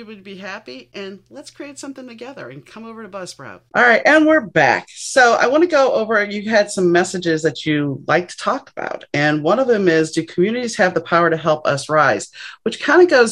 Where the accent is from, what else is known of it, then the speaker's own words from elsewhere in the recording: New Orleans, Louisiana, United States; I'm not Catholic, but I grew up in New Orleans, and there's a lot of Catholic guilt there.